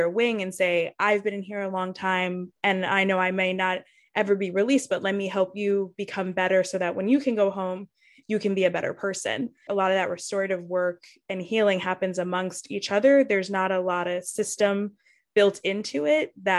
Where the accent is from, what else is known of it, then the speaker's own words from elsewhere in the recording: Yonkers, New York, United States; my community growing up in Yonkers